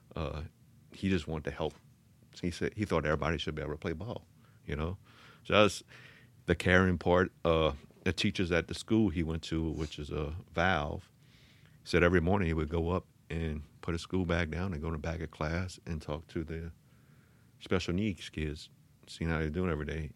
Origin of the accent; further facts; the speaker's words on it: Thibodaux, Louisiana, United States; I grew up, uh, in Thibodeau off of Tiger Drive